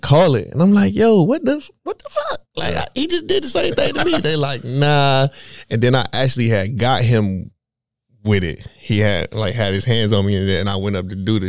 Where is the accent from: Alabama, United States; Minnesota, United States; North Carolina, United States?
North Carolina, United States; Raleigh; moved away as an adult; also born or lived in Kansas; I'm from Raleigh